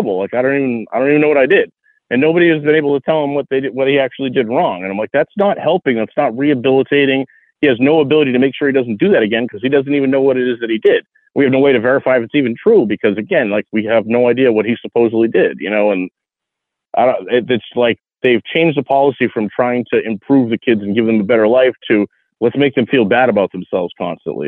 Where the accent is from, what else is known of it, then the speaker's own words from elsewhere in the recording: Massachusetts, United States; moved away as an adult; also born or lived in Virginia / Las Vegas; now in Tennessee, United States; I was born and raised in Massachusetts